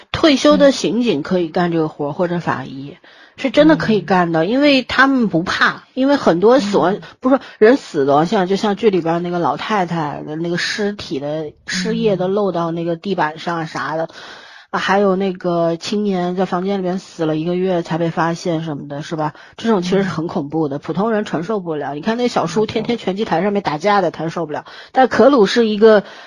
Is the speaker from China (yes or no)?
yes; China; 我们中国人